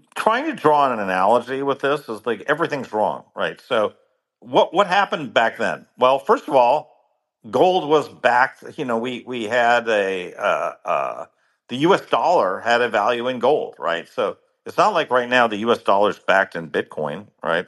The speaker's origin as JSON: {"language": "English", "country": "United States", "said": "as an American"}